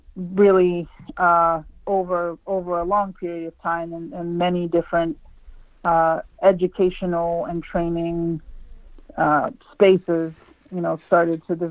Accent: Monessen, Pennsylvania, United States; I grew up in Westmoreland County in southwestern Pennsylvania.

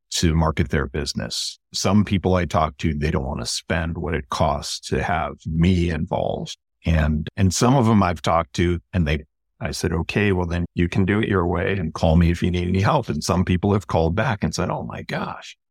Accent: Chicago, Illinois, United States; moved away as an adult; now in West Coast, United States; I'm originally from Chicago.

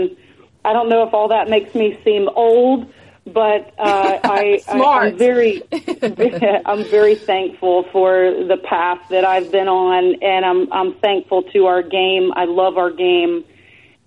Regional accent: Atlanta, Georgia, United States; moved away; move back to Atlanta, my hometown

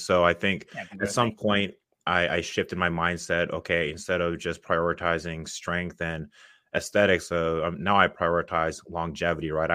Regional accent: Seattle, Washington, United States; moved away as an adult; now in Dallas, United States; I'm from originally from Seattle, Washington.

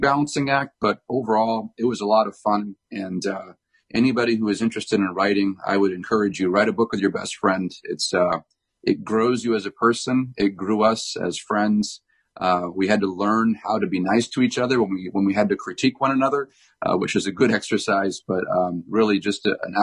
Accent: New Hampshire, United States; I grew up in New Hampshire, and New Hampshire, where I live, is about 2 hours north of Boston

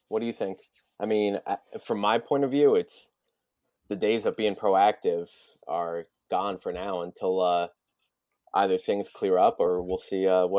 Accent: New Jersey, United States; Same, North Jersey.

